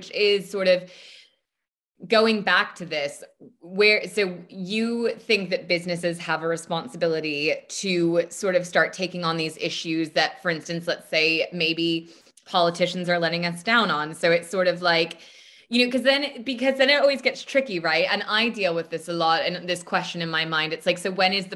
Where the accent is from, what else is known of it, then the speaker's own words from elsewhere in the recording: United States; moved away; also born or lived in United Kingdom; I'm American, even though I lived there for so long